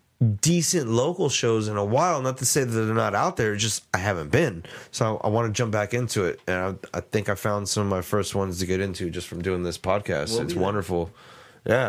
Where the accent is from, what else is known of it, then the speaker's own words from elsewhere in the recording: San Antonio, Texas, United States; it's here in my hometown